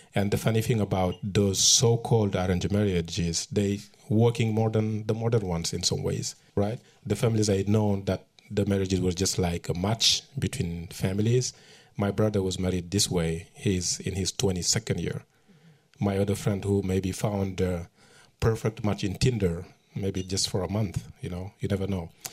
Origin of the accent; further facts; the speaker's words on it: Matam, Senegal; moved away as an adult; also born or lived in New York; my hometown in northern Senegal. It's called Matam